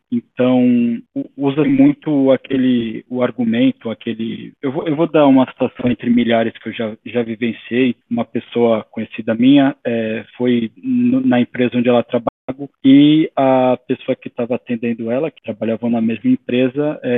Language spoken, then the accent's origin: Portuguese; Brazil; now in Portugal; covarde, porque eu não posso deixar de ser brasileiro brasileiro. Eu também não vou ficar forçando o sotaque português, eu já estou aqui há muitos anos